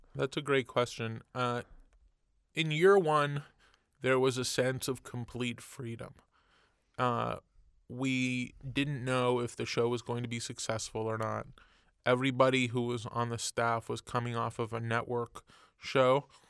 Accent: Montreal, Quebec, Canada; moved away; I grew up in Canada and Montreal, and in the eighties

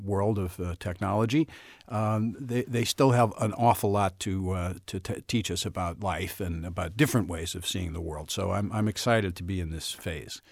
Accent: St. Louis, Missouri, United States; accent: Saint Louis; moved away; I'm from the Midwest. I'm from Saint Louis

